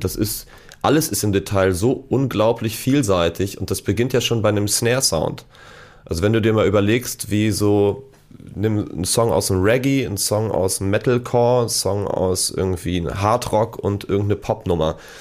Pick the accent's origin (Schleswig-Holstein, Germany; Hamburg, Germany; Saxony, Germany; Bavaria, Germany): Hamburg, Germany; also born or lived in Munich; ich bin in Hamburg geboren, habe dann aber meine ersten Jahre in München verbracht und äh, bin in der Leopoldstraße eingeschult worden. Und äh, ja, bin dann irgendwann wieder zurück